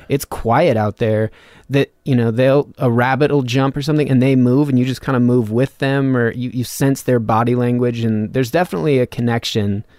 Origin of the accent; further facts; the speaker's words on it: Reno, Nevada, United States; Reno, well, like fifteen miles north of Reno, Nevada.